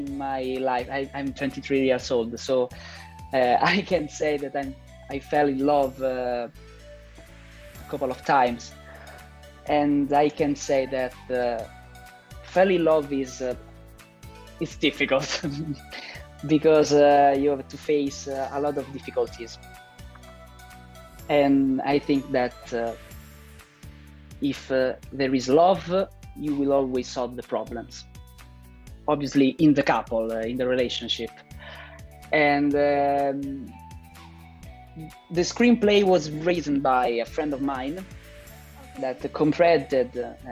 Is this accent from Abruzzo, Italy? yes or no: no; Rome, Lazio, Italy; English is a second language; I'm an Italian filmmaker. I was born in Rome